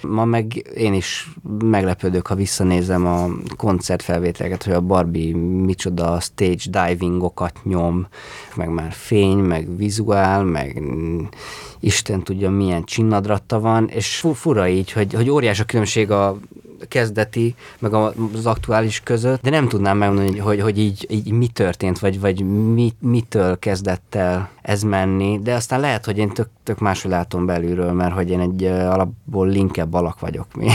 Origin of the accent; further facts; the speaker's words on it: Székesfehérvár, Fejér, Hungary; Azt tudom, hogy Fehérváron ez már nincs. Tehát nincs az, amiben mi felnőttünk.